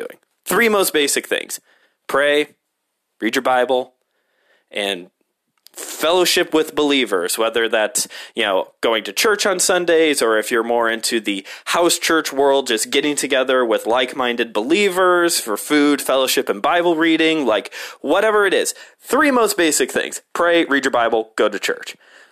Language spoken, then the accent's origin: English; Hammond, Indiana, United States; I grew up in Hammond